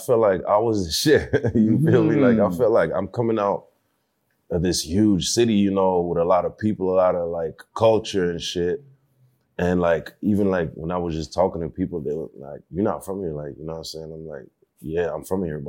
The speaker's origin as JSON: {"language": "English", "town": "Marietta", "region": "Georgia", "country": "United States", "tie": "born or raised there", "moved": "as an adult", "lives_now": "Montreal, Canada", "said": "I was actually born in Montreal, but I was raised in Marietta, Georgia."}